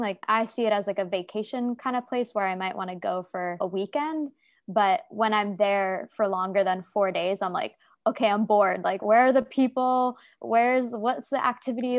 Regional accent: United States; moved away as an adult; also born or lived in New York City, United States; now in Saigon, Vietnam; I'm from America.

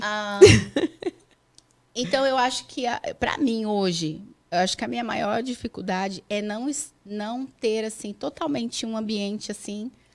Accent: São Paulo, Brazil; moved away as an adult; now in United States; Só eu que nasci em São Paulo.

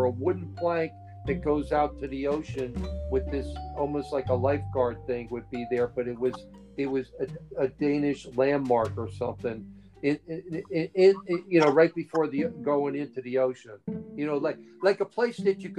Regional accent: Hawaii, United States; I came all the way from Hawaii, you know, to go to Denmark and Sweden to help out for 2 years.

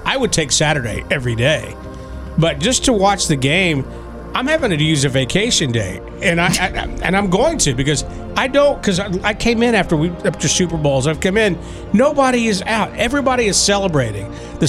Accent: Dallas, Texas, United States; born or raised there

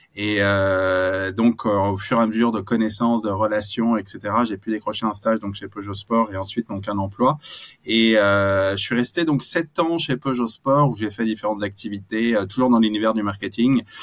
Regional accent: France; on est français

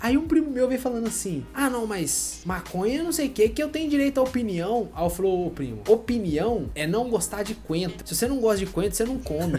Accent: Minas Gerais, Brazil; porque nós somos mineiros

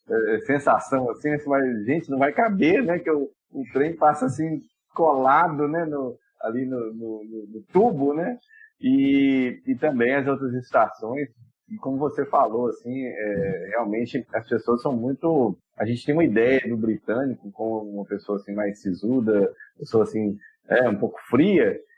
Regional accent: Brazil; nós nos apresentamos como brasileiros

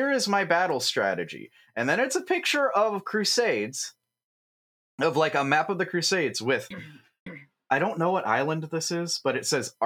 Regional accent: United States; I'm American

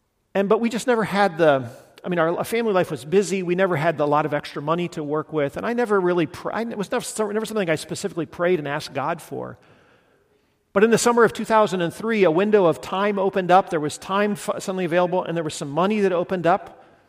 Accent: Guatemala; I grew up in Guatemala, and it's just profoundly formative in my life and my imagination, lots of things.

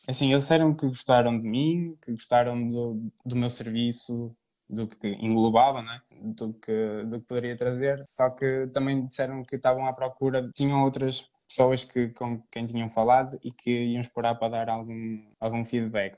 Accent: Trofa, Porto District, Portugal; Eu sou de Portugal, do distrito do Porto, entre Braga e Porto, na Trofa, mais concretamente

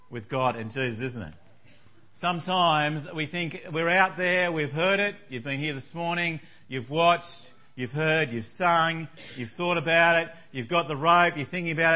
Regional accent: Tasmania, Australia; I grew up in Tasmania

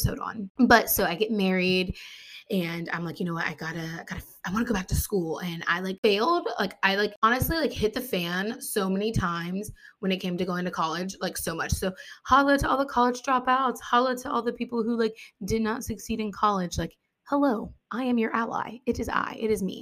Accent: Ohio, United States; also born or lived in West Virginia; I was born in West Virginia, but I was raised here in Ohio. We moved when I was little.

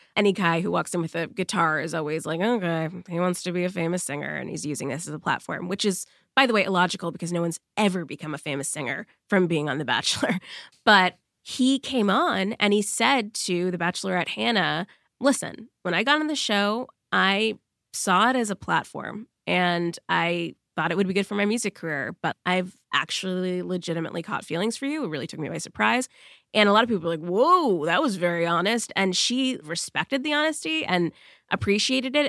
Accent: Massachusetts, United States; I'm from Massachusetts as well

